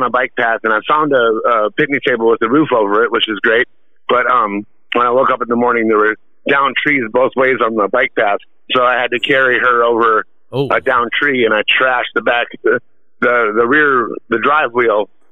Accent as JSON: {"language": "English", "region": "Minnesota", "country": "United States", "tie": "born or raised there", "said": "I grew up in Minnesota, so I know raccoons can be mean"}